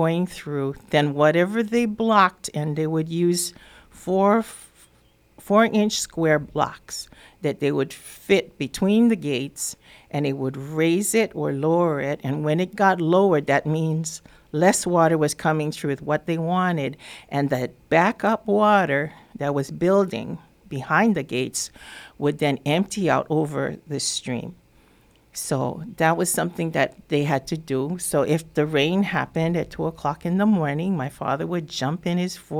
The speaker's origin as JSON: {"language": "English", "area": "Waiapuka, Kohala", "region": "Hawaii", "country": "United States", "tie": "born or raised there", "said": "I was born in Waiapuka, which is close to where the Kohala Ditch, where the ditch kayaks enter into the ditch to do their adventure. That's where I lived"}